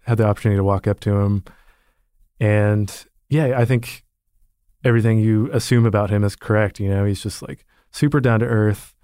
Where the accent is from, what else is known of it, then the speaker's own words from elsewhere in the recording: Austin, Texas, United States; I grew up in Austin, Texas